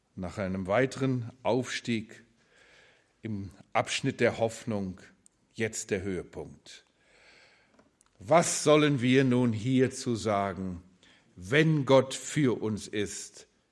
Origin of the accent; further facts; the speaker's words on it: Germany; wir als Deutsche